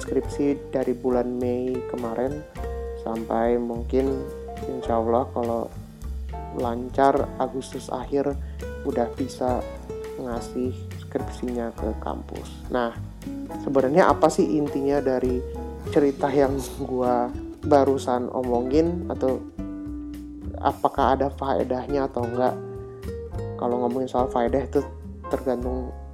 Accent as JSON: {"language": "Indonesian", "country": "Indonesia", "moved": "as an adult", "lives_now": "Germany", "said": "pulang ke Indo"}